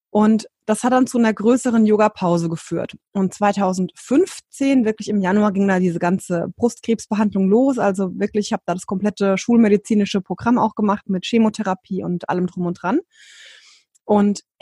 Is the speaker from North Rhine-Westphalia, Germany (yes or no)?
no; Hesse, Germany; ähm, jetzt aktuell 37 und ich komme aus dem Rhein-Main-Gebiet in Deutschland.